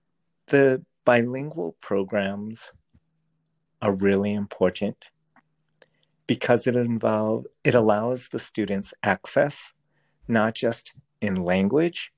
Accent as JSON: {"language": "English", "region": "Rhode Island", "country": "United States", "tie": "born or raised there", "said": "Growing up in Rhode Island, I was whitewashed"}